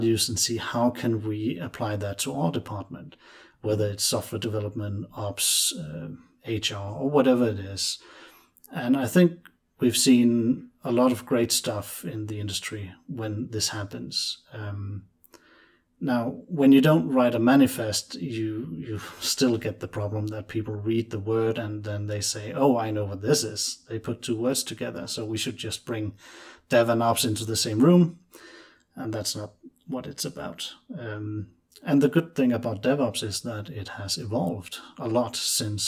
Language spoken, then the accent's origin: English; Denmark; I'm from Denmark.